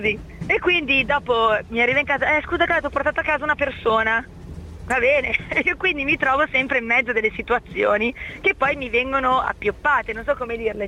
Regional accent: Milan, Lombardy, Italy; now in Piacenza, Italy; visto che mi sono trasferita, e sono di Milano, mi sono trasferita io a Piacenza

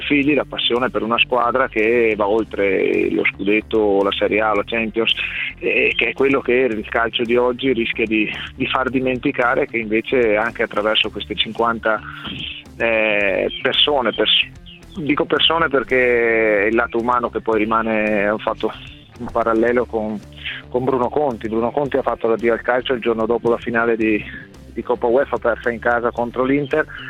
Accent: Verona, Veneto, Italy; io sono di Verona

